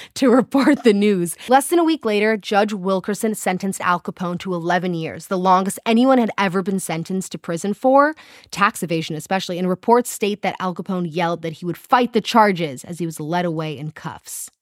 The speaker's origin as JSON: {"language": "English", "country": "South Africa", "accent": "South African", "said": "I can only do a South African accent because it's my own"}